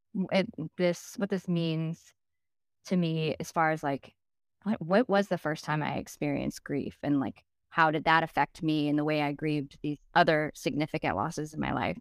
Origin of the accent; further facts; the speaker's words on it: Dallas, Texas, United States; moved away as an adult; also born or lived in Saint Louis; I moved from Dallas to Saint Louis. I grew up in Dallas